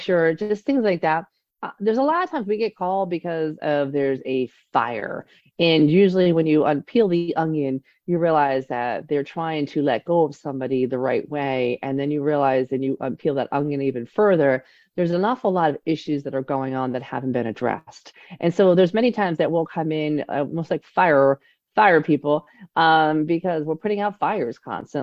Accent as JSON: {"language": "English", "area": "Delaware County", "region": "Pennsylvania", "country": "United States", "tie": "born or raised there", "said": "I grew up in Delco"}